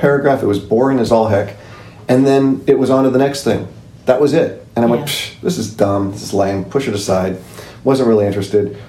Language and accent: English; Southern California, United States; I was born in Southern California, still live in Southern California